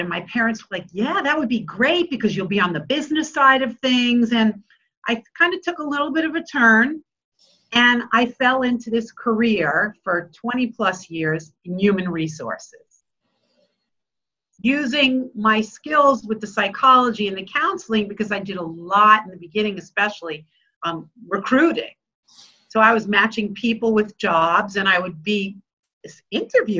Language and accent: English; Bellmore, New York, United States; I grew up in Belmore, went to Kennedy